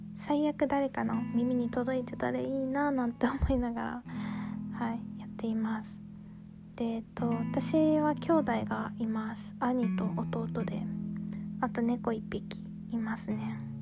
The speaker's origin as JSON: {"language": "Japanese", "region": "Kanagawa", "country": "Japan", "tie": "born or raised there", "moved": "yes", "lives_now": "Gunma, Japan", "said": "私はですね、神奈川県に生まれて、今は群馬県に住んでいる"}